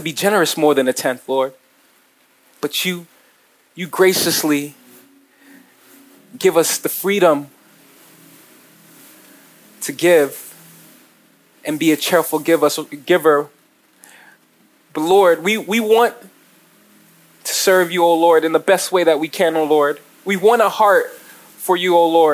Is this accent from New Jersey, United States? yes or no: yes; New Jersey, United States; I'm from Jersey